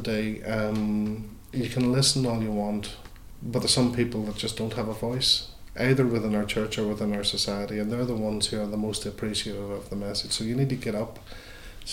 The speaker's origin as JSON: {"language": "English", "country": "Ireland", "said": "as Irish Catholics"}